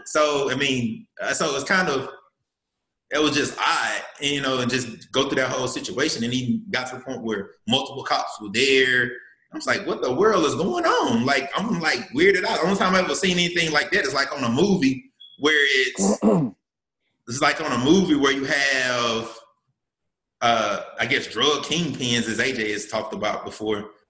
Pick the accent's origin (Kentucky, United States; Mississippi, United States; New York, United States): Mississippi, United States; Columbus; I'm from Mississippi. Um, from Columbus, Mississippi